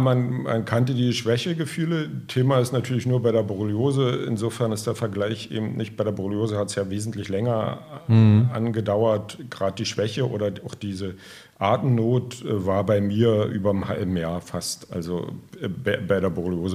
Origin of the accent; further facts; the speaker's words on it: Strausberg, Brandenburg, Germany; selber komme ich aus Strausberg